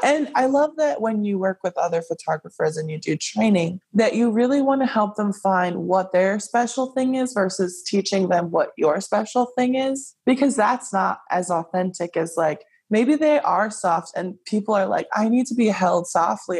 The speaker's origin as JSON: {"language": "English", "region": "Hawaii", "country": "United States", "tie": "born or raised there", "moved": "yes", "said": "I grew up in Hawaii and everything in Hawaii is kind of catered to like most Asian cultures"}